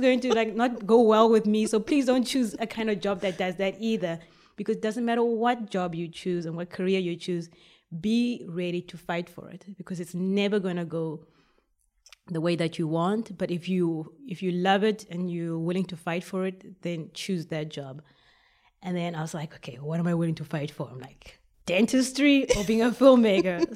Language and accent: English; Port Elizabeth, Eastern Cape, South Africa; moved away as an adult; now in Belgium; I was born in South Africa, Port Elizabeth